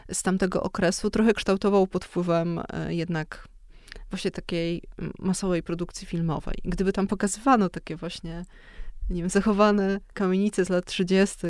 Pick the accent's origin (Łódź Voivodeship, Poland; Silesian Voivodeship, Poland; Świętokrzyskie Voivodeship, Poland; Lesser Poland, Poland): Lesser Poland, Poland; Kraków; jestem z Krakowa i się wychowałam w Krakowie